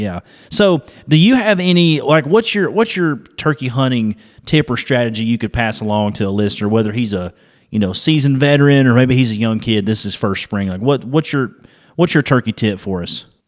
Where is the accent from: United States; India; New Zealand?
United States; Dalton, Georgia; where I'm from. I'm from Georgia, so we're you know northwest Georgia area, Dalton area.